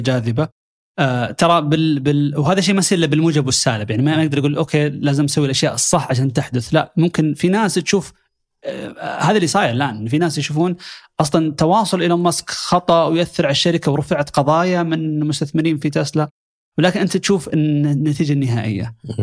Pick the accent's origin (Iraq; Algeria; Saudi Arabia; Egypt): Saudi Arabia; عندنا في السعوديه